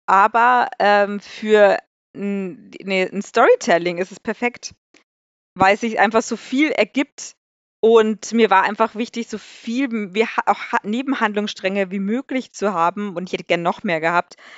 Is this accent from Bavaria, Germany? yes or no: yes; Maxhütte-Haidhof, Bavaria, Germany; moved away; meine Heimatstadt